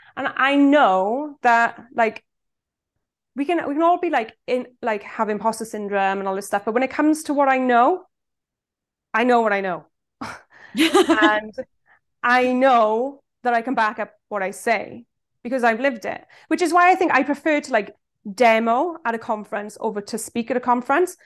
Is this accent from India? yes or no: no; Swansea, Wales, United Kingdom; I'm from Swansea in South Wales